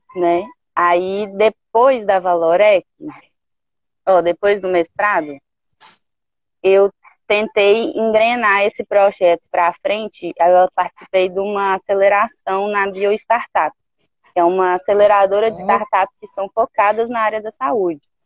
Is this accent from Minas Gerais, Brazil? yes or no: yes; Belo Horizonte, Minas Gerais, Brazil; moved away as an adult; now in Caraíva, Brazil; eu nasci em Belo Horizonte